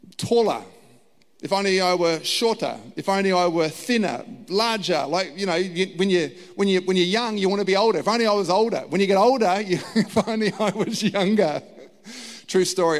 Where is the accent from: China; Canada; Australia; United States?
Australia; I was born in Australia. My parents were born in Australia.